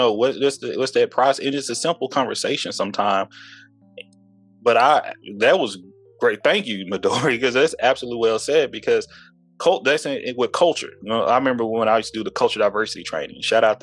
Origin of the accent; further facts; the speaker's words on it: East Texas, United States; moved away as an adult; also born or lived in Houston, Texas; I'm from the South. I'm from East Texas